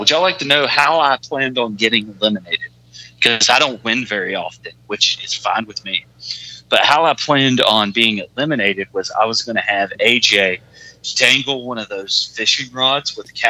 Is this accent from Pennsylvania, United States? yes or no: no; West Virginia, United States; I'm from West Virginia